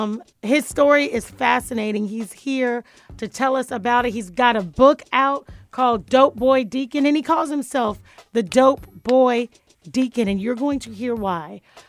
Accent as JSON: {"language": "English", "region": "Florida", "country": "United States", "said": "I'm from Dade County."}